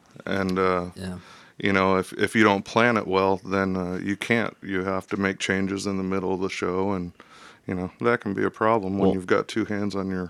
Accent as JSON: {"language": "English", "region": "Indiana", "country": "United States", "moved": "yes", "lives_now": "Cedar Rapids, United States", "said": "I came from Indiana, came here to Cedar Rapids to work, joined a band."}